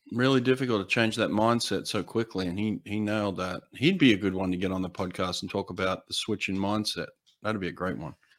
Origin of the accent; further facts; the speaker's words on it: United States; I'm American